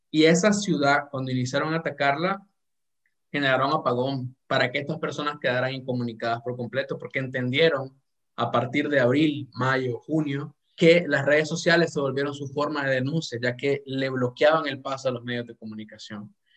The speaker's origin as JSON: {"language": "Spanish", "country": "Nicaragua", "said": "como nicaragüense, obviamente, y como latinoamericano"}